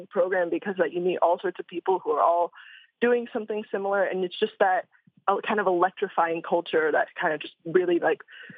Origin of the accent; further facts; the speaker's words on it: Davis, California, United States; I grew up in Davis, California, which is very close to Sacramento, California